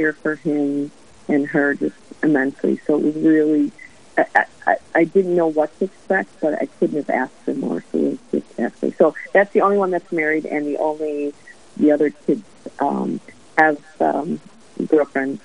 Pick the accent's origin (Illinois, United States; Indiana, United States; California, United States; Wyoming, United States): Illinois, United States; Chicago; moved away as an adult; now in Duluth, United States; I hail from Chicago